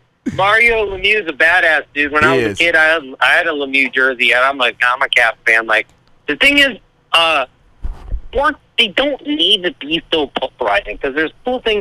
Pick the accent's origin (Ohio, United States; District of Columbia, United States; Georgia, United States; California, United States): District of Columbia, United States; Washington; This is, like, where we're from. This is where we're born and raised.